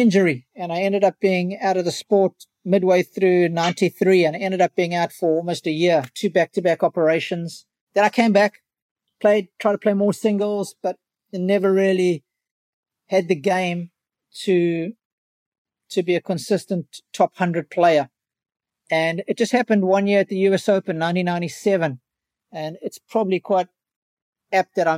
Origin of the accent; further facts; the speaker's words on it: Durban, KwaZulu-Natal, South Africa; Durban, my hometown